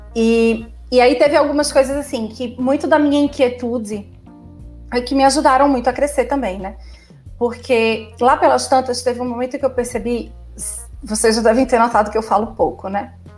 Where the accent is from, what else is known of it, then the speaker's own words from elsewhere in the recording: Recife, Pernambuco, Brazil; also born or lived in Fortaleza; Saí de Recife, saí da casa dos meus pais e fui morar sozinha em Fortaleza.